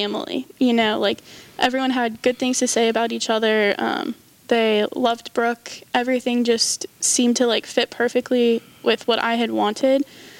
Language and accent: English; Northern California, United States; moved away as an adult; now in Huntington, United States; I'm from Northern California, but it doesn't snow where I'm from.